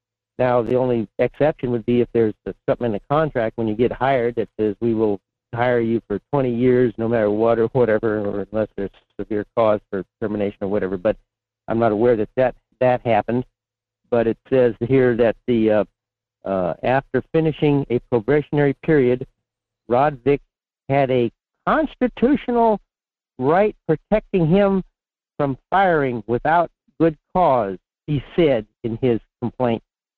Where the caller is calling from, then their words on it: Fairbanks, Alaska, United States; in Fairbanks.